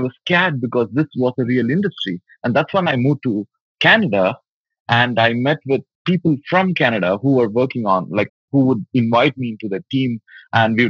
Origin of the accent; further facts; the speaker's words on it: Tamil Nadu, India; also born or lived in Chennai; I was born in Chennai, which is from the southern part of India, and I grew up in a smaller town in Tamil Nadu, which is also the southern state in India